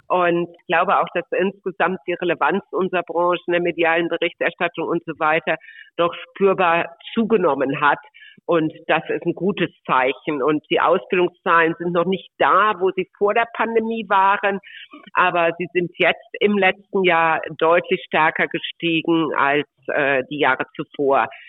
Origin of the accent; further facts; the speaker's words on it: Mönchengladbach, North Rhine-Westphalia, Germany; moved away as an adult; also born or lived in Würzburg; ich bin gebürtig aus Mönchengladbach vom Niederrhein